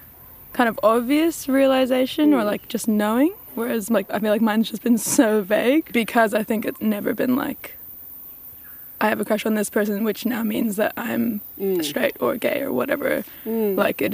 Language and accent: English; Australia; also born or lived in United States; now in Wellington, New Zealand; Yeah, I've been in Wellington for like 12, coming up to 13 years now, and I was raised in Australia and America.